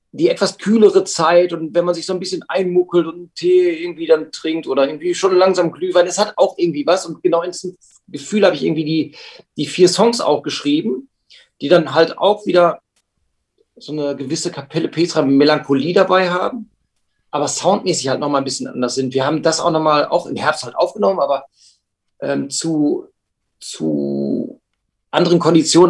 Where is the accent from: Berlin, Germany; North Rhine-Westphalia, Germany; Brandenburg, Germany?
North Rhine-Westphalia, Germany; Hamm; also born or lived in Münster / Sendenhorst; wir kommen alle aus Hamm, wir wohnen Luftlinie immer noch ähm, 400 Meter vom Proberaum alle entfernt